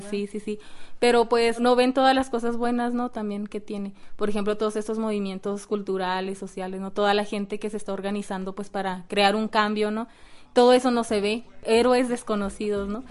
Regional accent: Ciudad Juárez, Chihuahua, Mexico; ¿de dónde eres? De Ciudad Juárez

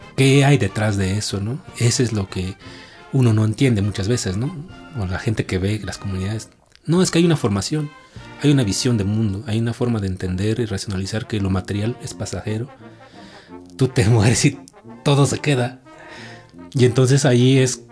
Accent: Tlahuitoltepec, Oaxaca, Mexico; mi pueblo sea así, mi pueblo se rige por asambleas comunitarias

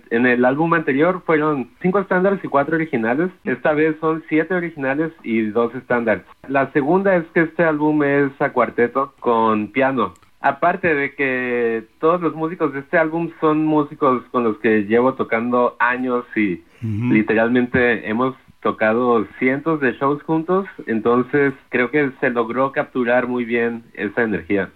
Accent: Guadalajara, Jalisco, Mexico; now in New York, United States; Yo soy de Guadalajara

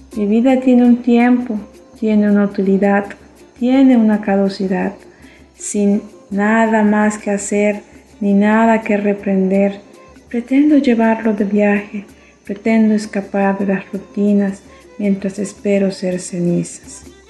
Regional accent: Chapab, Yucatán, Mexico; Soy del municipio de Chepap, del estado de Yucatán

